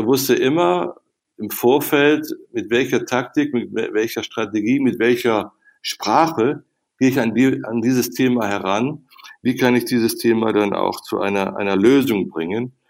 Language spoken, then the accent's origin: German; North Rhine-Westphalia, Germany; Und dann kam die Chance in meiner Heimat am Niederrhein im Kreis Viersen, jetzt kannst du selber Politik machen.